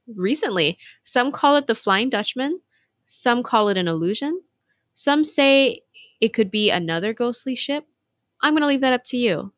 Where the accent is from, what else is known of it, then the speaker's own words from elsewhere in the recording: Hawaii, United States; growing up in Hawaii, like, we have very special education